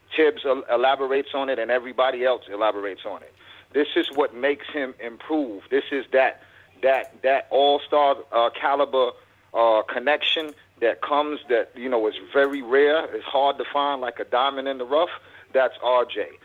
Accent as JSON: {"language": "English", "town": "New York City", "region": "New York", "country": "United States", "tie": "born or raised there", "moved": "yes", "lives_now": "Fort Worth, United States", "said": "I'm born and raised in Brooklyn, New York"}